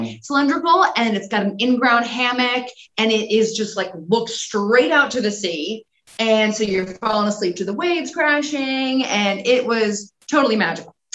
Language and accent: English; Los Angeles, California, United States; I grew up in Los Angeles